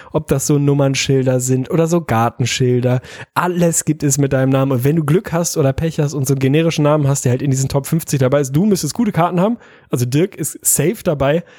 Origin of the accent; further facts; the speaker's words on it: Hamburg, Germany; Also ich komme ja aus Hamburg